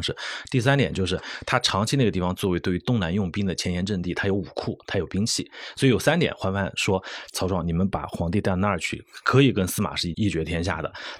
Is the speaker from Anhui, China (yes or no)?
yes; Anhui, China; also born or lived in Hefei; 因为我是安徽人嘛，我在合肥还生活过几年，